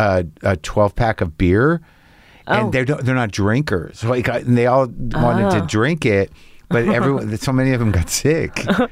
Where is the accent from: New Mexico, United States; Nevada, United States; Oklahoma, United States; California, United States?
New Mexico, United States; Albuquerque; when I grew up in Albuquerque, New Mexico